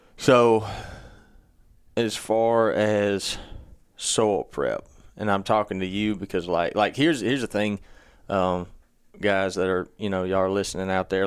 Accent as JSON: {"language": "English", "region": "Mississippi", "country": "United States", "said": "we're all from Mississippi, too"}